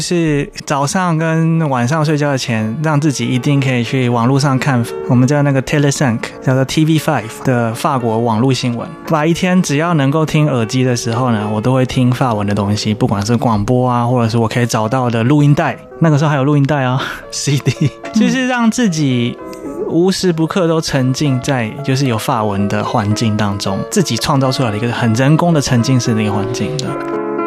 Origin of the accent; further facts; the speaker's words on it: Taiwan; 一般我们台湾人讲英文字母的方法